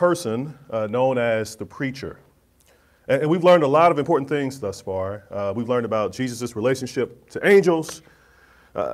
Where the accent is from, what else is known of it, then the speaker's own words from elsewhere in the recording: Kansas City, Missouri, United States; moved away; my hometown of Kansas City, Missouri